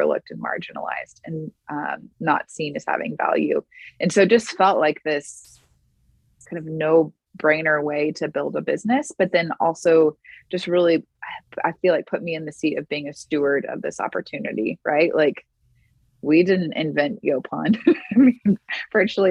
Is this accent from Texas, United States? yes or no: yes; Houston, Texas, United States; I grew up in Houston